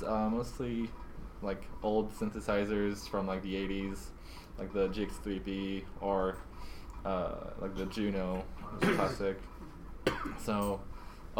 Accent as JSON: {"language": "English", "region": "Normandy", "country": "France", "said": "I come from Normandy, from France"}